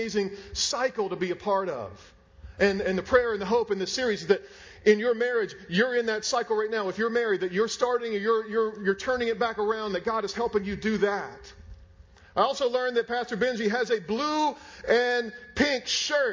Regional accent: Raleigh, North Carolina, United States; moved away; I'm from Raleigh. My parents are there.

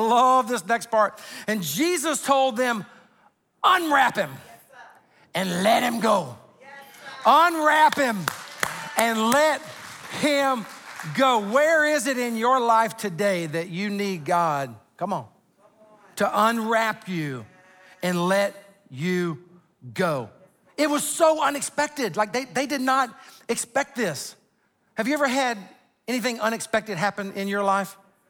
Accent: Sumter, South Carolina, United States; I mean, I'm from Sumter, South Carolina. We don't fly.

